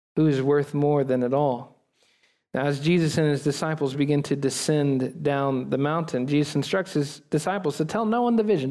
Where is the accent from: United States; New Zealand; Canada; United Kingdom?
United States; we Americans right now, as American church